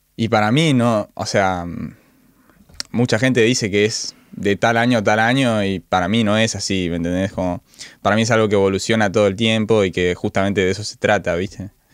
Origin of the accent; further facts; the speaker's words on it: Villa Carlos Paz, Córdoba, Argentina; moved away; yo soy en realidad de Villa Carlos Paz